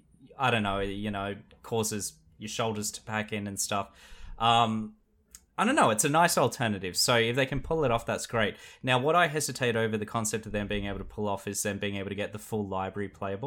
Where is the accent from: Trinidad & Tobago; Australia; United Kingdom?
Australia; South Australia; It's culturally my heritage. I come from South Australia.